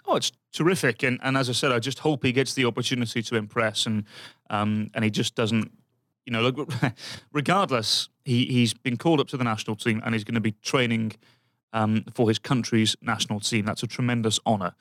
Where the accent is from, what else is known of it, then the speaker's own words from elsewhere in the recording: Birmingham, West Midlands, United Kingdom; moved away; my hometown, Birmingham